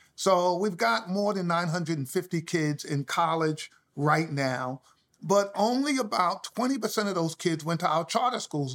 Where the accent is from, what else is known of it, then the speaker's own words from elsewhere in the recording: New York City, New York, United States; I grew up in the South Bronx